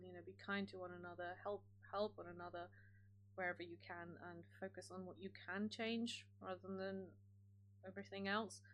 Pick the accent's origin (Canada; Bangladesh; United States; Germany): Germany; moved away; I grew up in Germany